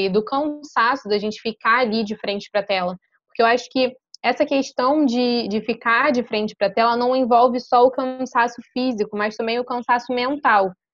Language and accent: Portuguese; Rio de Janeiro, Brazil; tenho 24 anos, nascida e criada na Ilha do Governador, zona norte do Rio de Janeiro